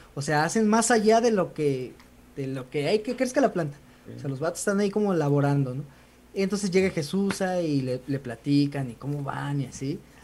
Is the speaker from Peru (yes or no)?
no; San Luis Potosí, Mexico; somos potosinos